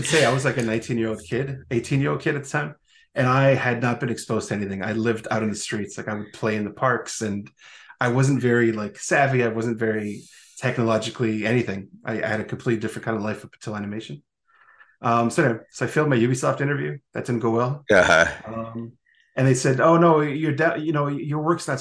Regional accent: Montreal, Quebec, Canada; I come from Montreal, Quebec, Canada

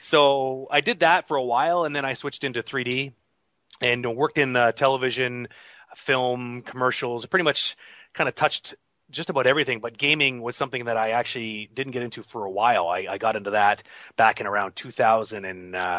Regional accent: Toronto, Ontario, Canada; Toronto has always been my hometown. I grew up just outside of Toronto.

